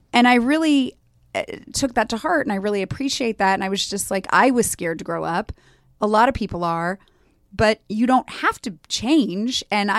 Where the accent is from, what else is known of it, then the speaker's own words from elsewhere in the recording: Los Angeles, California, United States; But I grew up in LA.